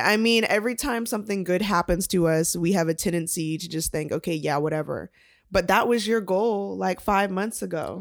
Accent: Atlanta, Georgia, United States; I was born and raised here in Atlanta, Georgia

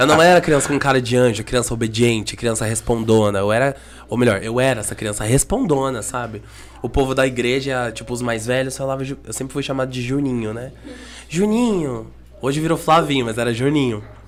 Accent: Curitiba, Paraná, Brazil; eu sou natural de Curitiba

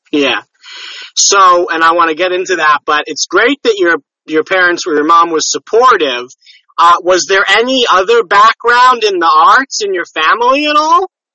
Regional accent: New York, United States; also born or lived in Connecticut; I'm a New York guy. That's more or less all I know, New York, Connecticut area

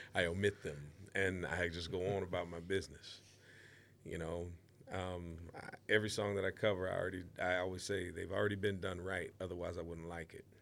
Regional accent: Waterloo, Iowa, United States; the town that I grew up in in Waterloo, Iowa

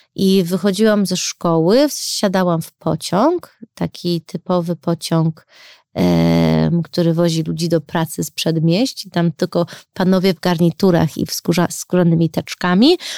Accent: Chicago, Illinois, United States; now in Warsaw, Poland; Mimo to, że się wychowałam w Chicago

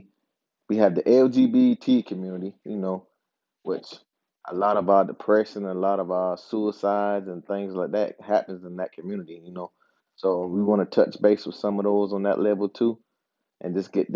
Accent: Charleston, South Carolina, United States; now in Upstate South Carolina, United States; I'm from Charleston. I live in the upstate right now

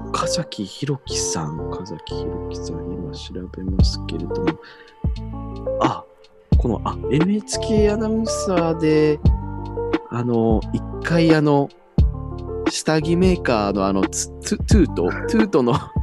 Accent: Iwate, Japan; 私地元が岩手なんですけれども

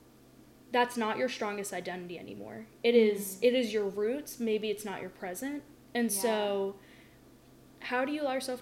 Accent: the South, United States; growing up in the South

